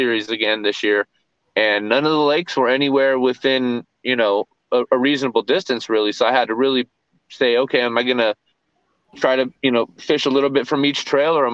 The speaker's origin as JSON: {"language": "English", "region": "California", "country": "United States", "also_born_or_lived": "Texas", "moved": "yes", "said": "we're from Cali originally."}